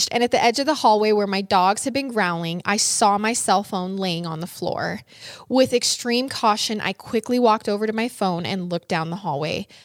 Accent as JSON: {"language": "English", "region": "Michigan", "country": "United States", "said": "Side Side note, I'm from Michigan, so by mid November, it's usually really cold and the conditions can be harsh."}